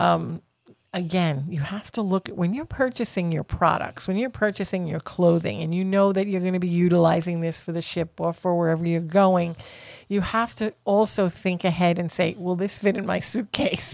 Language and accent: English; Florida, United States; we're from Florida